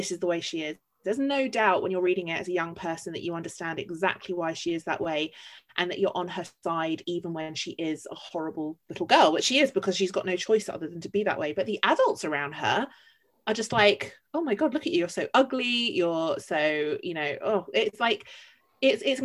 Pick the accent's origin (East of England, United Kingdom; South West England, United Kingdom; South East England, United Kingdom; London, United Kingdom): London, United Kingdom; I'm a Londoner through and through